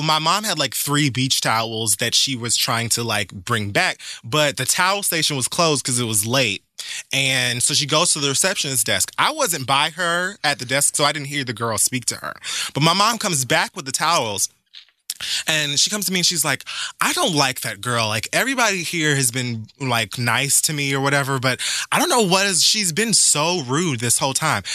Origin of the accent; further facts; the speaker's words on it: Jamaica; as a Jamaican